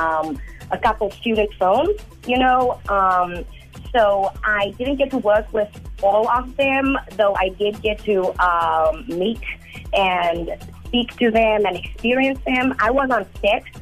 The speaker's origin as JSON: {"language": "English", "country": "South Africa", "tie": "born or raised there", "also_born_or_lived": "Braamfontein, Johannesburg / Rochester, New York", "moved": "as an adult", "lives_now": "United States", "said": "I, you know, am born and bred in South Africa. I've been in the States since 2005. I attended the School of the Arts in Bramfontein"}